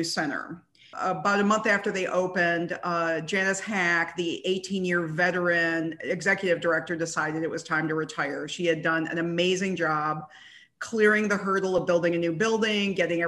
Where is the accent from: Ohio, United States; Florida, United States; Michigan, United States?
Michigan, United States; Ann Arbor; moved away as an adult; also born or lived in Evanston, Illinois / New York / Highland Park, Illinois; I actually grew up in Ann Arbor, Michigan